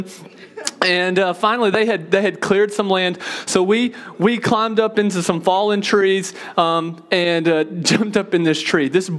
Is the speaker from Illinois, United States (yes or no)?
no; Mississippi, United States; Told you I grew up in Mississippi, okay? I'm a Mississippi boy